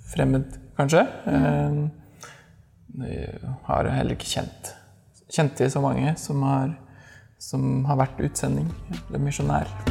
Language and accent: Norwegian; Skjetve, Østfold, Norway; moved away as an adult; now in Oslo, Norway; mann, 30 år, fra Skjetve i Østfold